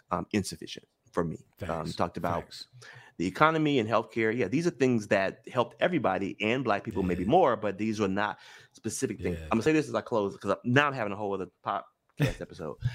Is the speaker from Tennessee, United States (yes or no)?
yes; Memphis, Tennessee, United States; I'm from Memphis. I'm the first generation in my family born with all my rights.